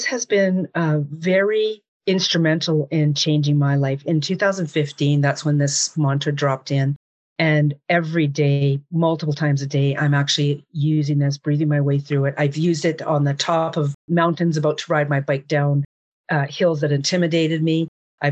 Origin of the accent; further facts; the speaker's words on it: Jasper, Alberta, Canada; also born or lived in Hinton, Alberta; I was literally born and raised in Jasper National Park, Alberta, Canada